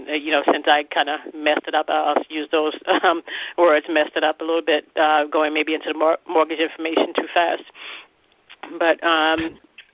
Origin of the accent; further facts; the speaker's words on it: Charleston, South Carolina, United States; From Charleston, South Carolina.